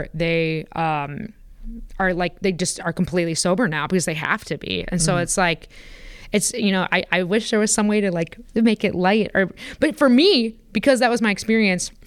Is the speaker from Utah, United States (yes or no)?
no; Porter County, Indiana, United States; I grew up in Porter County